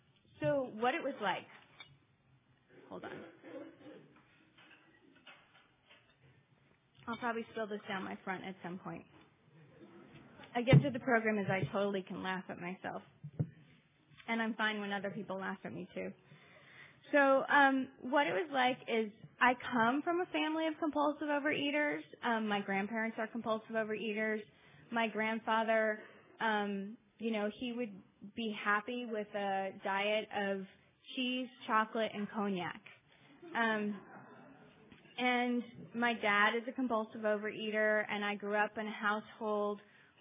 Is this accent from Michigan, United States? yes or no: no; Los Angeles, California, United States; I grew up in Los Angeles